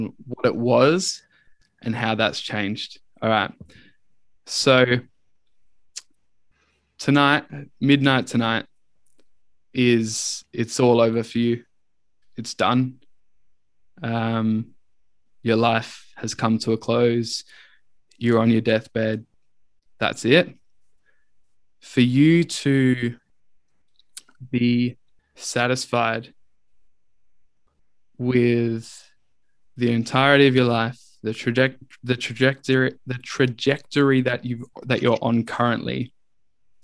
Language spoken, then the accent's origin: English; Adelaide, South Australia, Australia; also born or lived in Wallaroo / Moonta / Hallett Cove; I was born in Wallaroo, lived in Moonta for a few years and then moved to Adelaide. And I was always around like the Marion area.